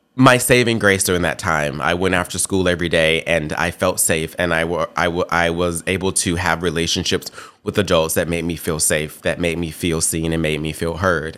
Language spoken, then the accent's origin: English; Memphis, Tennessee, United States; I grew up in Memphis, Tennessee, and I lived in South Memphis